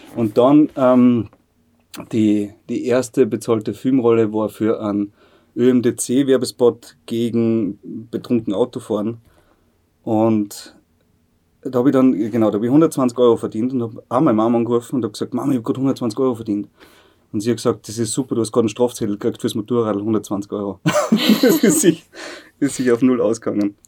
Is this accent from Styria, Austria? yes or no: yes; Bad Aussee, Styria, Austria; also born or lived in Bad Ischl; Ich bin aus See. Ich bin nur in Ischler geboren, weil es in Aussee keine, keine Geburtenstation gibt.